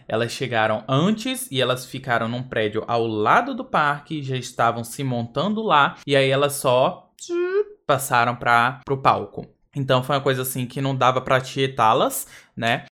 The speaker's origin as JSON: {"language": "Portuguese", "country": "Brazil", "said": "sou do Brasil"}